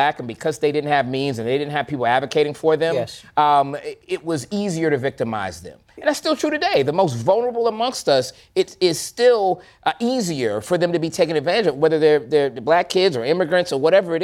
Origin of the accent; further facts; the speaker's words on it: Florida, United States; now in Atlanta, United States; I live in Atlanta. I was raised in the South. I grew up in Florida.